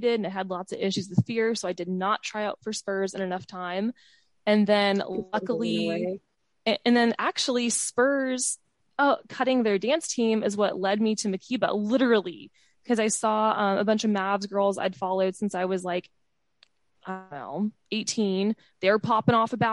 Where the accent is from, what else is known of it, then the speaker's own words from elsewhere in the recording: Dallas, Texas, United States; I grew up in Dallas